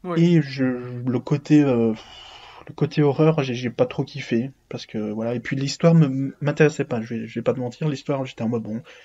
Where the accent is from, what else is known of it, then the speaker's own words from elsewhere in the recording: Belgium; je suis belge